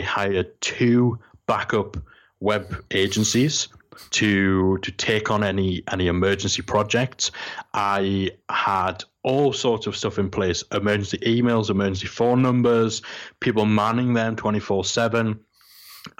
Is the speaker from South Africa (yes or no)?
no; Geordie, North East England, United Kingdom; I'm Geordie, and I'm from the most working class place you come from.